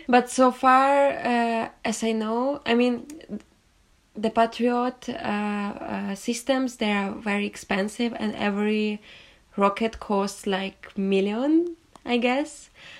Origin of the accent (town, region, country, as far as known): Ukraine; born or raised there; moved away as an adult; now in London, United Kingdom